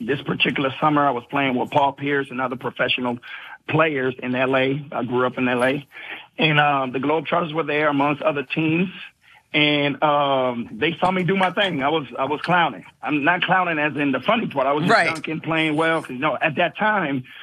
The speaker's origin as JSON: {"language": "English", "country": "Panama", "moved": "yes", "said": "I'm originally from Panama"}